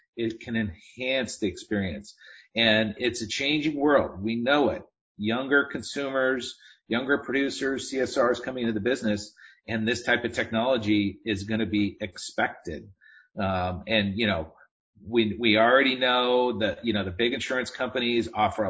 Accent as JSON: {"language": "English", "region": "Southern California", "country": "United States", "tie": "born or raised there", "said": "I grew up in Southern California, and I grew up riding motorcycles"}